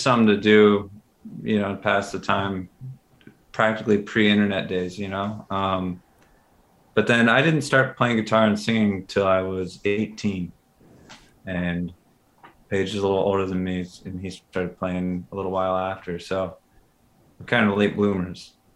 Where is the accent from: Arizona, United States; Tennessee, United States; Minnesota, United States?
Minnesota, United States; Minneapolis; growing up in Minneapolis